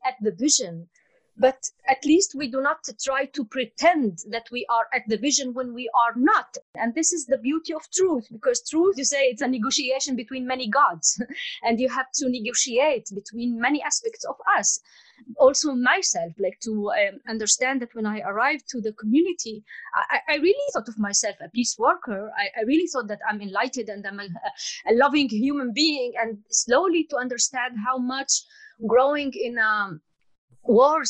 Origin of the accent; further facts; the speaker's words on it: Palestine; now in Portugal; As I come from the Fertile Crescent, you call it the Middle East, I call it the Fertile Crescent